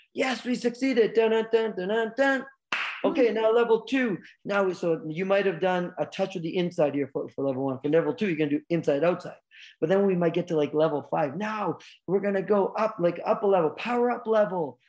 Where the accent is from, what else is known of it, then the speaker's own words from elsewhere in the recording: Vancouver Island, British Columbia, Canada; also born or lived in United States; I'm Canadian kid, born and raised